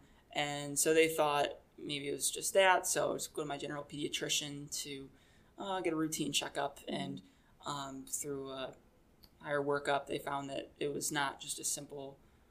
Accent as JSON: {"language": "English", "town": "Taylor", "region": "Michigan", "country": "United States", "tie": "born or raised there", "said": "I was born and raised in Michigan. I grew up in a city called Taylor"}